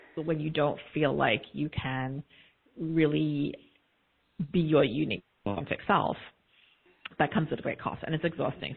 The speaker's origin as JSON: {"language": "English", "region": "South East England", "country": "United Kingdom", "tie": "born or raised there", "also_born_or_lived": "London", "moved": "yes", "lives_now": "United States", "said": "I was born a few years later in London, um, grew up in the south of England in a very homogenous, predominantly white community"}